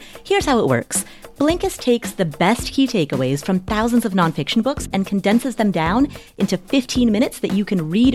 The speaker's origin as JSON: {"language": "English", "town": "Kathmandu", "region": "Bagmati", "country": "Nepal", "tie": "born or raised there", "said": "I am full-blooded Nepalese. I was born in Kathmandu"}